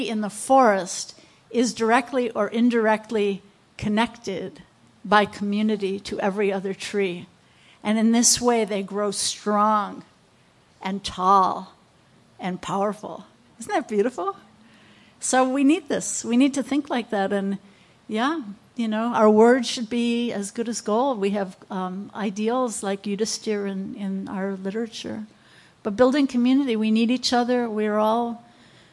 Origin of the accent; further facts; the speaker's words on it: United States; I'm American